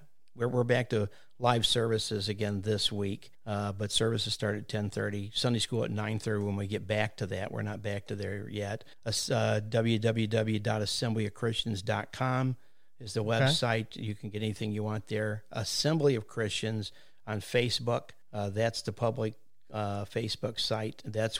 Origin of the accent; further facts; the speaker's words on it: United States; I live in Green Hills out here. So, and again, this is my hometown. Graduated in 69.